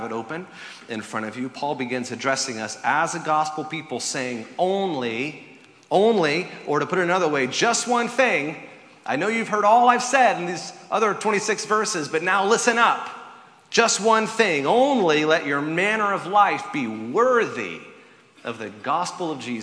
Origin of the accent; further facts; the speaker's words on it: the South, United States; I grew up in the South, where tea is served cold